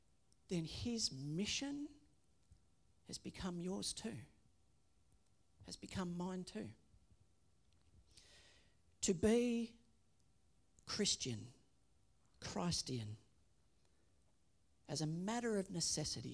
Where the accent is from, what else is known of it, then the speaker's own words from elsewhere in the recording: Australia; we say that we are Australian. That by citizenship, that we are associated with this country